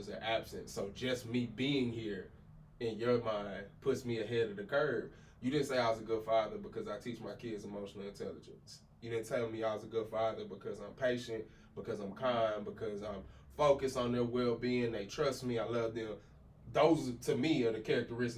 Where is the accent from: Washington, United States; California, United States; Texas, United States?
Texas, United States; Abilene; my own personal experience growing up in Abilene